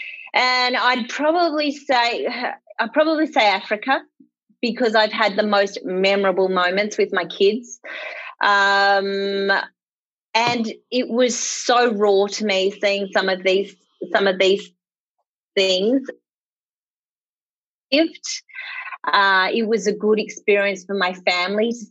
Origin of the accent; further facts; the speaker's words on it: Bendigo, Victoria, Australia; now in Melbourne, Australia; I was from the country. I'm a country girl. I'm from Bendigo. And I suppose people who know Victoria probably think that's not the country. But back when I was born, it was the country.